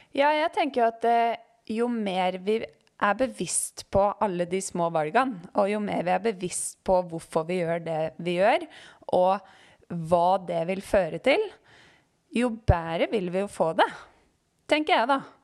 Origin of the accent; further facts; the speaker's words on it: Øyer, Innlandet, Norway; moved away as an adult; now in Oslo, Norway; Jeg kommer fra Øyer i Gudbrandsdalen